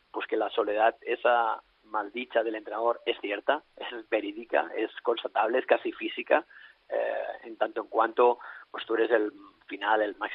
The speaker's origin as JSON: {"language": "Spanish", "town": "Alella", "region": "Catalonia", "country": "Spain", "tie": "born or raised there", "said": "entrenar aquí en mi pueblo, en Alella, entraré en mi pueblo, en Alella."}